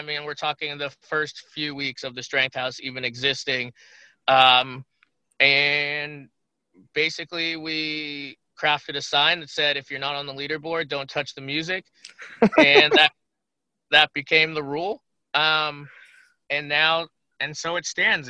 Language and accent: English; Massachusetts, United States; also born or lived in Chicago, Illinois / Vermont; my family moved to Massachusetts when I was 7 years old. So I'm basically just from Massachusetts